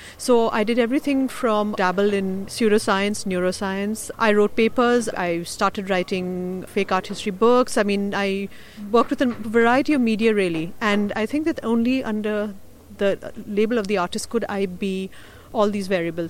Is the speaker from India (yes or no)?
yes; India; English is a second language; And since I'm originally from India, and I've grown up in multiple parts of India, but primarily in the north, in the Himalaya mainly, I grew up also very close to the border with Tibet and Nepal